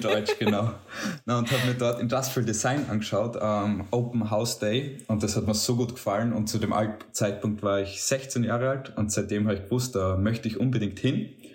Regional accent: Bruck an der Mur, Styria, Austria; now in Graz, Austria; Ich bin kein gebürtiger Grazer, sondern komme aus einem Bergdorf, nämlich Bruck an der Mur

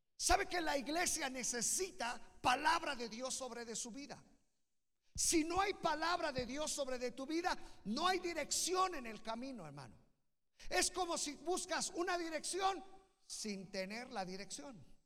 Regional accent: Naucalpan, State of Mexico, Mexico; yo soy de Naucalpan

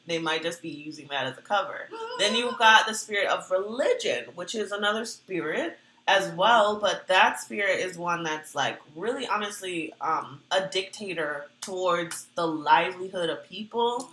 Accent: Virginia, United States; moved away; I'm from Virginia.

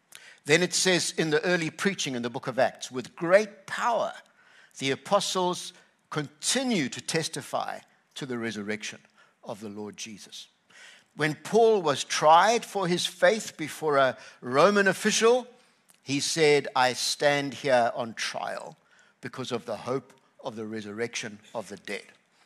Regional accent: KwaZulu-Natal, South Africa; I grew up on the Tugela River, and people were saying, how are you doing with the heat and all of that stuff here? And I just say, I'm in my skin.

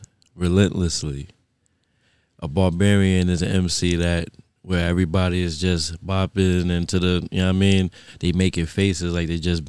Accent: New York City, New York, United States; So I was born in Fort Greene.

